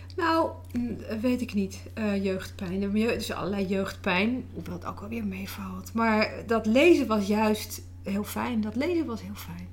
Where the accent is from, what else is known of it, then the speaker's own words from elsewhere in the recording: Netherlands; dan ben ik natuurlijk ook weer Nederlands